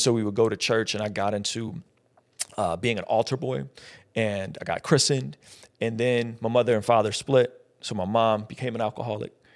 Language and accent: English; San Diego, California, United States; also born or lived in Azerbaijan; I was born in Azerbaijan, which is right off the Caspian Sea, used to be a part of the former Soviet Union.